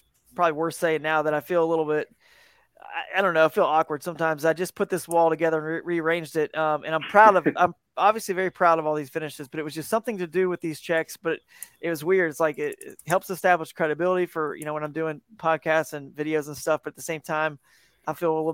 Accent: just outside of Atlanta, Georgia, United States; I'm from Georgia, from just outside of Atlanta where I grew up

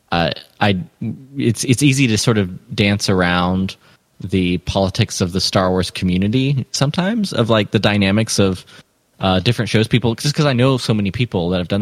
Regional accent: Atlanta, Georgia, United States; I grew up partly in Atlanta

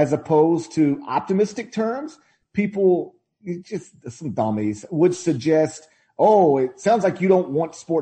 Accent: the South, United States; I'm lucky enough to live in my hometown, or like right next to my hometown

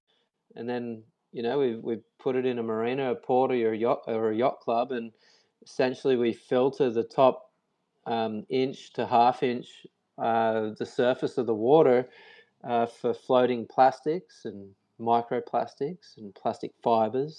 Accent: Byron Bay, New South Wales, Australia; moved away as an adult; also born or lived in Sydney; I'm from a town called Byron Bay in Australia

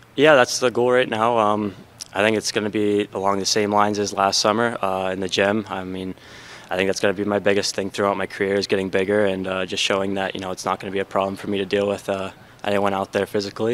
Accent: United States; me being an American

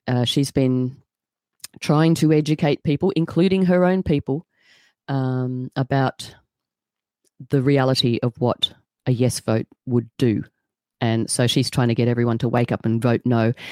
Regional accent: Australia

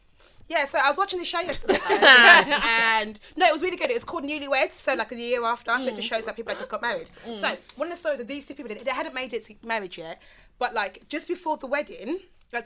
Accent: Essex, East of England, United Kingdom; I was brought up in Essex

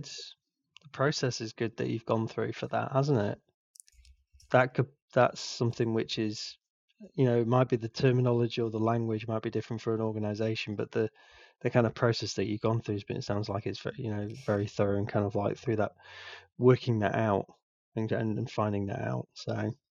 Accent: England, United Kingdom; I'm so English

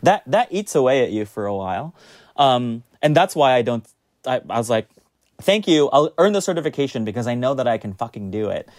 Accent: United States; now in New York, United States; I, as an American sommelier

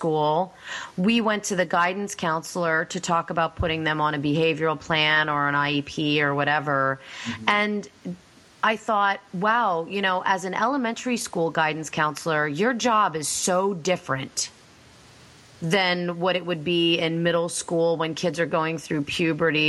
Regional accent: Pennsylvania, United States; I'm from Pennsylvania too

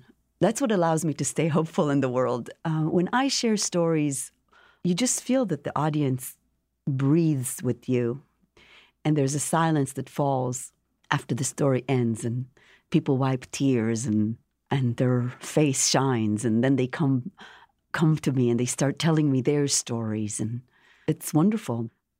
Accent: Jerusalem, Jerusalem District, Israel; now in United States; And the book is a memoir of growing up in Jerusalem, coming to this country, meeting her, and the whole process of creating the show

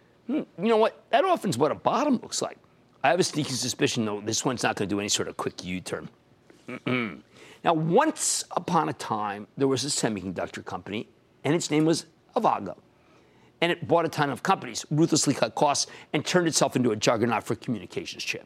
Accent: Pennsylvania, United States; in my home state of Pennsylvania

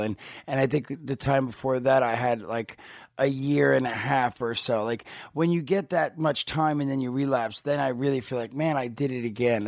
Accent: New Jersey, United States; moved away; I grew up in Jersey

